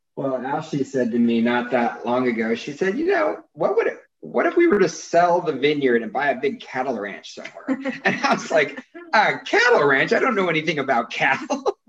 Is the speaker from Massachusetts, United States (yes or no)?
no; San Joaquin Valley, California, United States; also born or lived in Visalia; now in Napa, United States; growing up in the San Joaquin Valley, right pretty much all your friends are farmers